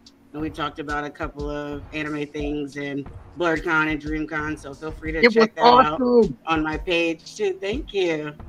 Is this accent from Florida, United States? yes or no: yes; Florida, United States; I am from Florida.